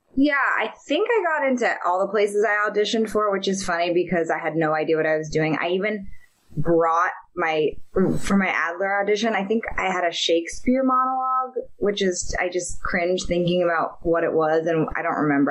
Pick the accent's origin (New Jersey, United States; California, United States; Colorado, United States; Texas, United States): California, United States; Marin County; I grew up in Marin County, which is across the Golden Gate Bridge from San Francisco